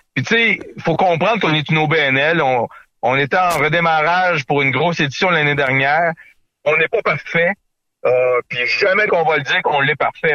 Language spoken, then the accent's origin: French; Quebec, Canada; notre culture qui, qui nous est propre chez nous au Québec